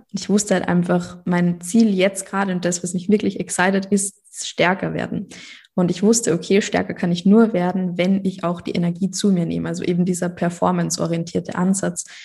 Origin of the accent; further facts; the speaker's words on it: Austria; ich komme aus Österreich